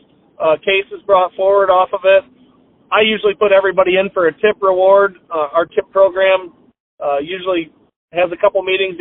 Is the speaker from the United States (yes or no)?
yes; United States; I grew up on Pool 14 of the Mississippi River